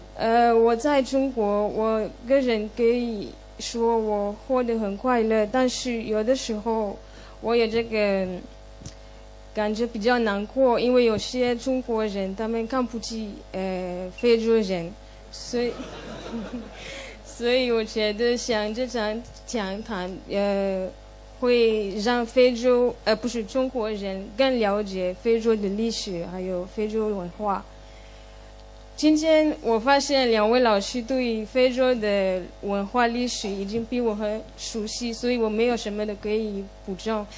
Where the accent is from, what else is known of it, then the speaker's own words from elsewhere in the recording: Cameroon; Chinese is a second language; moved away as an adult; now in Shanghai, China; 我是来自喀麦隆。喀麦隆就是非洲中部的一些，一个国，美丽的国家